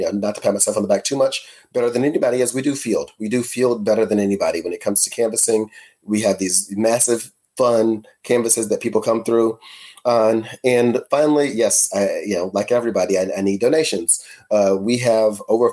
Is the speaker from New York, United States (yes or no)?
no; Louisville, Kentucky, United States; I grew up in Shawnee